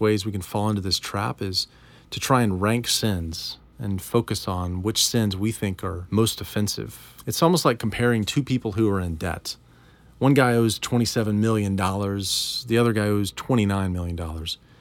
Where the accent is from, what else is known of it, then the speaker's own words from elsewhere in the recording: United States; we're American